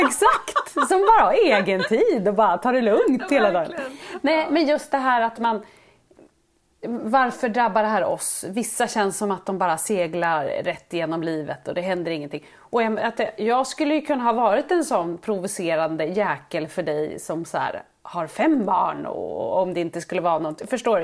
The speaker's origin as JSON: {"language": "Swedish", "town": "Sundsvall", "region": "Västernorrland County", "country": "Sweden", "said": "jag är ju från Sundsvall"}